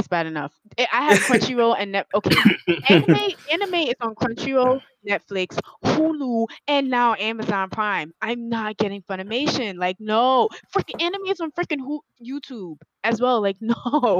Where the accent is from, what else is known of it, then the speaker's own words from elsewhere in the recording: New York City, New York, United States; I'm from Brooklyn.